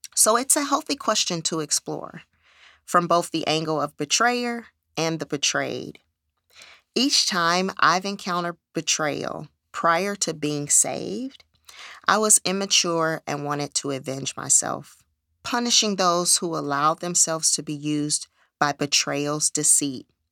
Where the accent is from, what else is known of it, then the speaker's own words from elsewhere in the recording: California, United States; moved away as an adult; I am originally from California